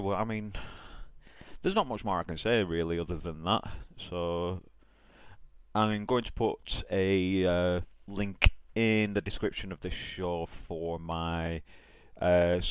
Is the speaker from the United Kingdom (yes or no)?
yes; England, United Kingdom; I'm from England